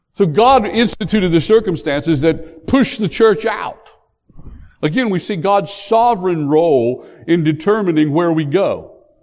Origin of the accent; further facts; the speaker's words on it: West Virginia, United States; now in North Carolina, United States; I was born in West Virginia. I've since come to North Carolina